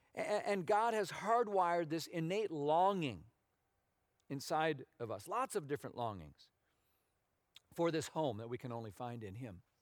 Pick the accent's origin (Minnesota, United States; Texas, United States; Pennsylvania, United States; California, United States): Minnesota, United States; moved away as an adult; I grew up in Minnesota, as a lot of you know, um, on the water, but it was a lake